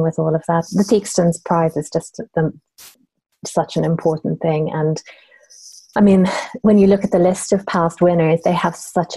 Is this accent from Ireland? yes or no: yes; Ireland; I grew up in Ireland, where everything is very family-based